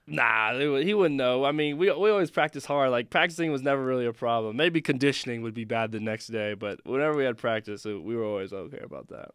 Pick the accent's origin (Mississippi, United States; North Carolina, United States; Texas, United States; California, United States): California, United States; Elk Grove; moved away; Sac State back home, Sacramento, where I'm from, nine one six, Elk Grove